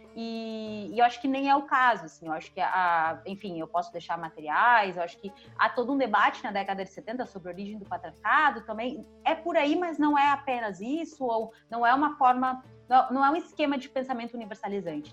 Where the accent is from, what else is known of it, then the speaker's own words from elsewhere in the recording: Uruguay; now in Brazil; eu também sou uma pessoa migrante, né? Eu vim do Uruguai, estou no Brasil, uh, passei né, toda a minha alfabetização em um país que tem seus N problemas